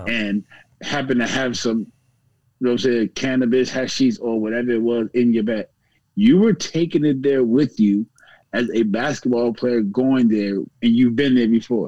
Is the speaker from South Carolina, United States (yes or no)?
no; Virginia, United States; I'm from Virginia